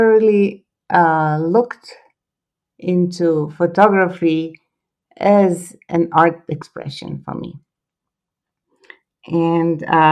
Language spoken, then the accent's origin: English; Split, Split-Dalmatia County, Croatia; English is a second language; moved away as an adult; now in California, United States; I was born and raised in Croatia.